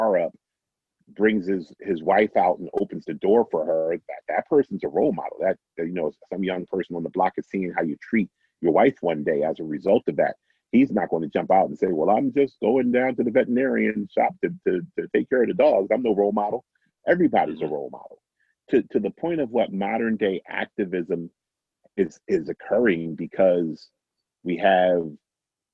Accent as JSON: {"language": "English", "town": "Philadelphia", "region": "Pennsylvania", "country": "United States", "said": "my time, you know, as a Philadelphian"}